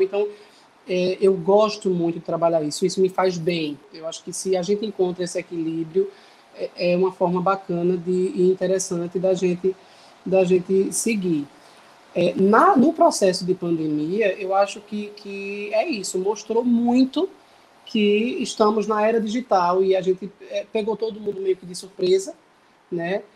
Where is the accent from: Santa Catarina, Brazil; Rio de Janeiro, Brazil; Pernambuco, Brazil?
Pernambuco, Brazil; Bezerros; moved away as an adult; now in Recife, Brazil; sou cantor, compositor do Agreste de Pernambuco, sou da cidade de Bezerros